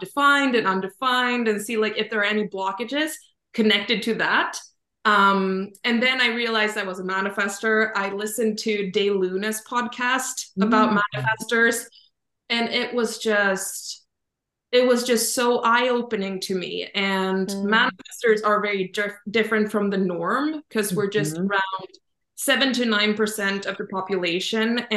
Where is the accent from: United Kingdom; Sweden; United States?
Sweden; I'm from Sweden